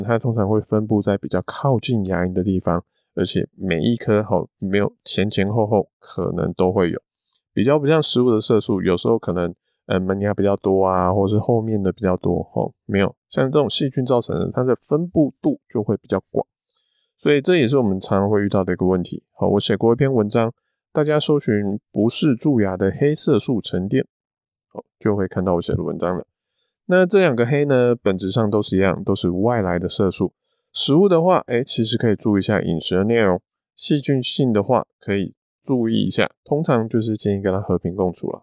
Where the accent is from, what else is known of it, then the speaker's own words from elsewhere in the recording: Taiwan; 就像我们都是台湾人，同样都是黄种人